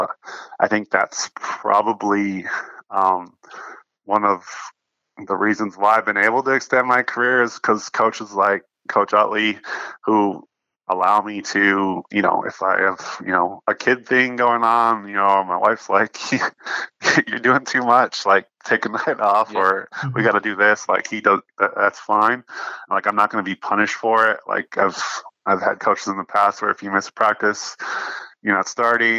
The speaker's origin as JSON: {"language": "English", "country": "United States", "tie": "born or raised there", "moved": "as an adult", "lives_now": "Perth, Australia", "said": "growing up in the States"}